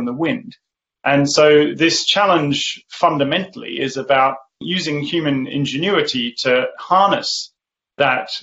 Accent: Australia; now in Oxford, United Kingdom; I grew up in the Australian outback

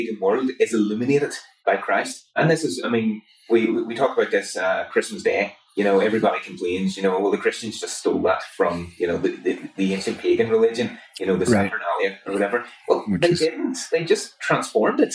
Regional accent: Belfast, Northern Ireland, United Kingdom; I grew up just a little bit outside of Belfast, just a couple of minutes drive, in a place called Hanstown

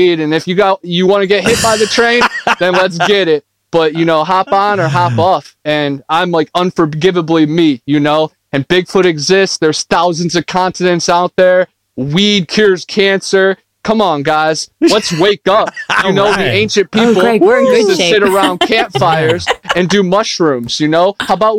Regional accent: Ohio, United States; moved away as an adult; now in Florida, United States; I grew up in Ohio, and then I lived out of my car, and now I live in Florida, right in the swamp.

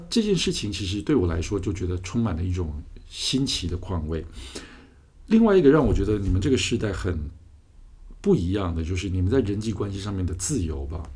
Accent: Taiwan; 我们自己在台湾长大

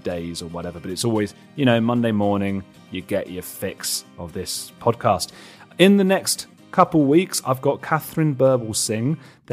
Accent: Watford, East of England, United Kingdom; I'm from Watford

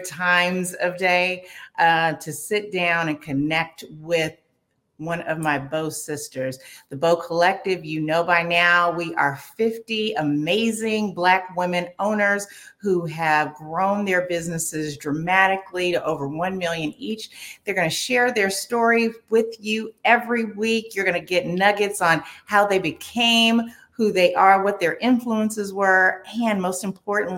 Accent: California, United States; I'm from California.

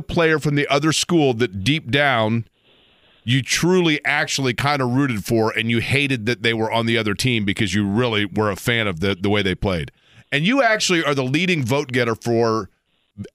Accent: Indianapolis, Indiana, United States; myself growing up in Indy

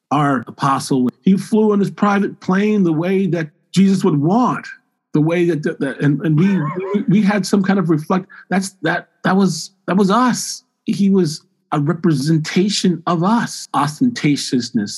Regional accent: Michigan, United States; I grew up in Michigan.

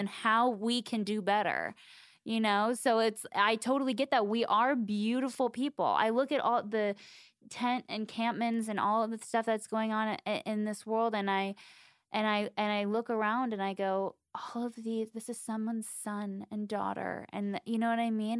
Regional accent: Southern California, United States; I grew up in Southern California

